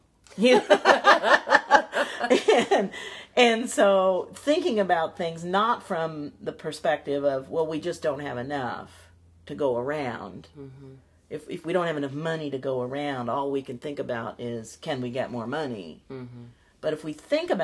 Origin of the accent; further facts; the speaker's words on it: Midwest, United States; I grew up in the Midwest